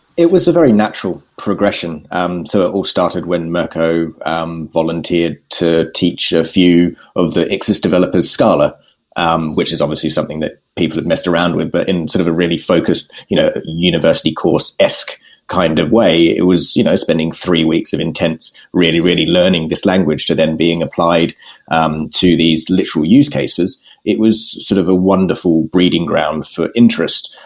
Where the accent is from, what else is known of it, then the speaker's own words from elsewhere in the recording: Perth, Western Australia, Australia; moved away as an adult; now in London, United Kingdom; I am unfortunately Australian